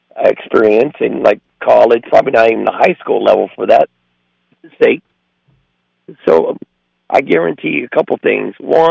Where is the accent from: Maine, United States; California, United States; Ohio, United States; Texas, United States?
Texas, United States; I'm originally from Texas, so I'm a Cowboy fan by heart.